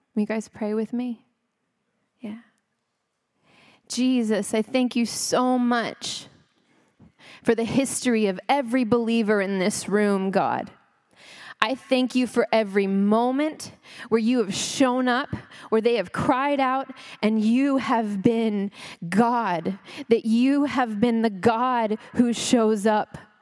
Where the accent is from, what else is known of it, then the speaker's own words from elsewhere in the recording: Texas, United States; also born or lived in California; now in Frisco, United States; I'm Christian because I'm American and I'm Texan